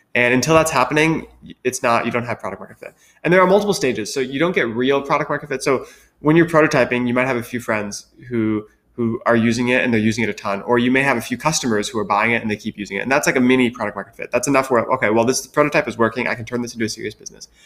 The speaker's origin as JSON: {"language": "English", "region": "Wisconsin", "country": "United States", "tie": "born or raised there", "also_born_or_lived": "Philadelphia", "moved": "as an adult", "said": "I grew up in Wisconsin, which is where my family lives, where I went to high school."}